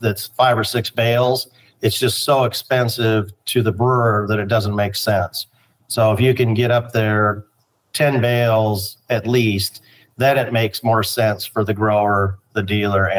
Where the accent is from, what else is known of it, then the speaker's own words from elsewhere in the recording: Spokane, Washington, United States; now in Yakima, United States; I'm from Spokane, but I've been in Yakima since 1990.